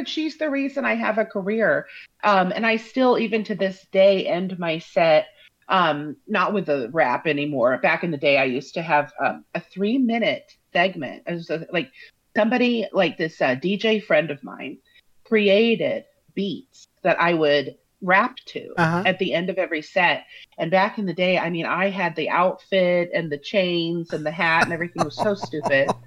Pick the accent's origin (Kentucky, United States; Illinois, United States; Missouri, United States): Missouri, United States; Parkville; I'm from Parkville, which is just basically 10 miles from the airport, 10 miles south of the airport